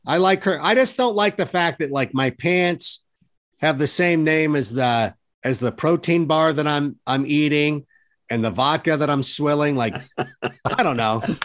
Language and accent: English; Schaumburg, Illinois, United States; also born or lived in Hoffman Estates; me being from Schaumburg.